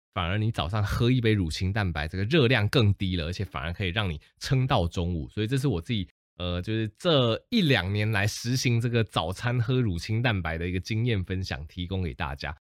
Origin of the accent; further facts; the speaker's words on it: Taiwan; 我们台湾人就会对这个流感多了几分的保护